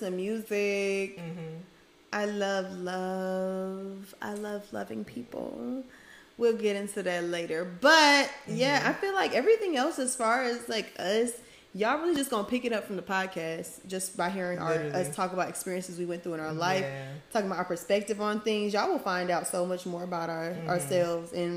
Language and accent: English; Atlanta, Georgia, United States; also born or lived in East Point, Georgia; I am a first gen ATLian, you know. Period. All my family's from Homestead, like that's Miami area, 305, but I'm from Atlanta. I like to rep East Point because that's where I went through a lot of like the most transformational time frames